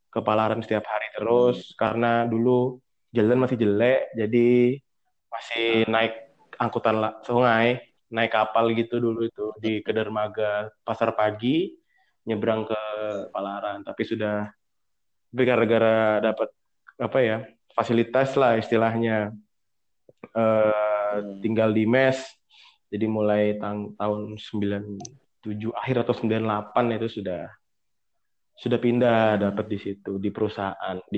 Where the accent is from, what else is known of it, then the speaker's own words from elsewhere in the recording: Samarinda, East Kalimantan, Indonesia; also born or lived in Java; lahir kebetulan nggak di Samarinda nggak lahirnya di Jawa aku tapi hmm. dari TK sampai kuliah